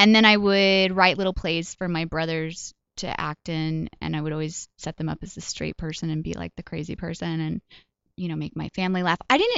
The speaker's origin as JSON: {"language": "English", "town": "Colorado Springs", "region": "Colorado", "country": "United States", "tie": "born or raised there", "also_born_or_lived": "Kansas / Wyoming / Oklahoma", "said": "So we moved pretty much all around Colorado, Kansas, Wyoming, and Oklahoma. Although I feel like I'm mostly from Colorado Springs. That's where I spent my formative years."}